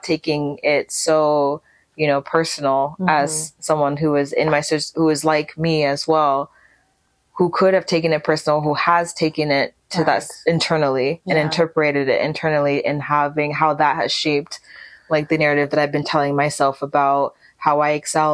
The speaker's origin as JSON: {"language": "English", "country": "United States", "tie": "born or raised there", "said": "my parents, you know, being Nigerian, and of course myself being Nigerian American first generation"}